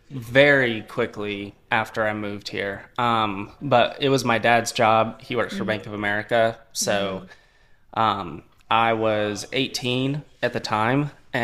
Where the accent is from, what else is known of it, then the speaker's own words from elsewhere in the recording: California, United States; now in North Carolina, United States; And I'm not from here. I'm originally from California, but nobody from California is moving here.